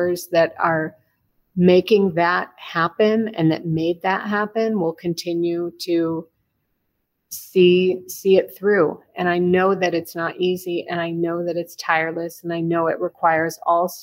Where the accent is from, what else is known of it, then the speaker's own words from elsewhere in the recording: Chicago, Illinois, United States; moved away as an adult; also born or lived in Berkeley, California; now in Israel; John and I were both born and raised in Chicago. I grew up downtown